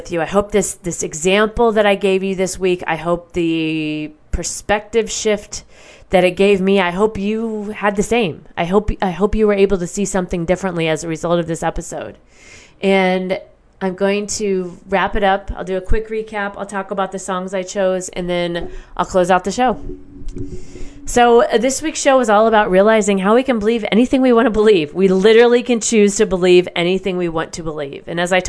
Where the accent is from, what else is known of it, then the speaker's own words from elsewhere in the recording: Midwest, United States; I feel like I always say the vowels differently because of the way I grew up in the Midwest and we have very neutral, it seems, I don't know, the language.